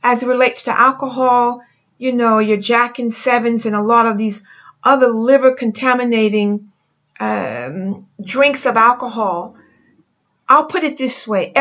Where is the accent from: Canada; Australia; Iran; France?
France; moved away; I'm from France